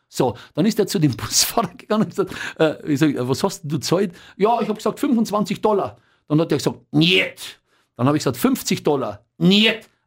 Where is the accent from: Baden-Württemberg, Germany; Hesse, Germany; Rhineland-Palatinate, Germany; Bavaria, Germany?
Bavaria, Germany; accent: Bavarian; glaube, vielleicht ein bisschen auch mit meinem bayerischen Dialekt.